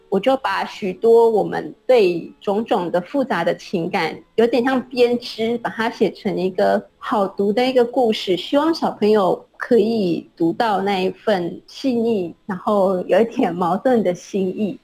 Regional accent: Chiayi, Taiwan; now in Taitung, Taiwan; 嘉义市时候的故乡，虽然我从小在街道上就会看到很多石猴艺术

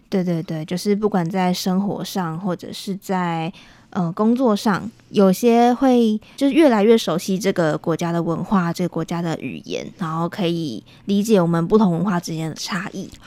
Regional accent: Taiwan; also born or lived in South Korea; 我是回到台湾过年的

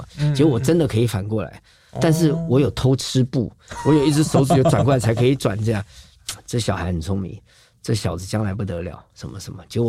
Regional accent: Tainan, Taiwan; 因为我是台南人，

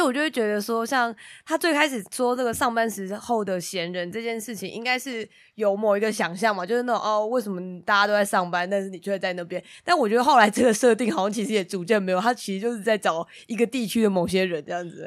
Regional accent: Taiwan; 我就是那个台湾人好吗？

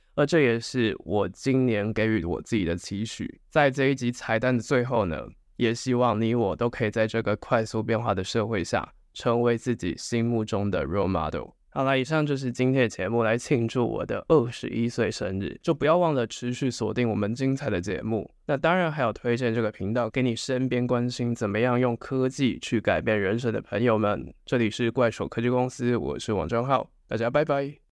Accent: Hsinchu, Taiwan; 我是一个在新竹长大的人，父母呢都在科学园区上班，一个是会计，一个是工程师，后来在外商上班。我就跟一般的小孩一样，从小就是念书起来的

